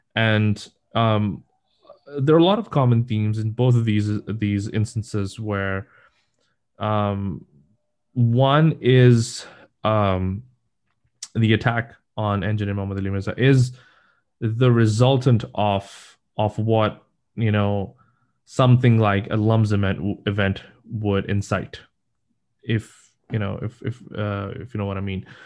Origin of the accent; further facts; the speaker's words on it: Pakistan; now in United States; I am from Pakistan